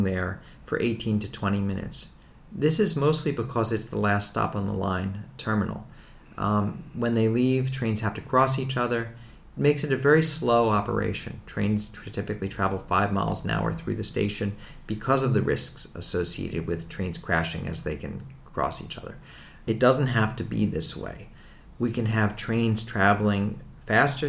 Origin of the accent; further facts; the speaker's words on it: Philadelphia, Pennsylvania, United States; where I grew up in Philadelphia